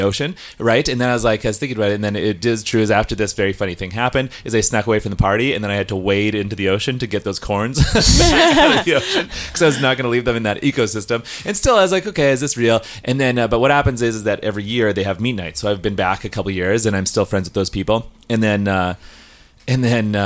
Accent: Saskatchewan, Canada; moved away as an adult; now in Vancouver, Canada; I am from Saskatchewan, and I live in Vancouver for a long time

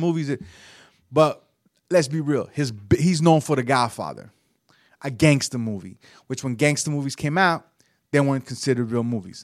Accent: the South, United States; growing up in the South

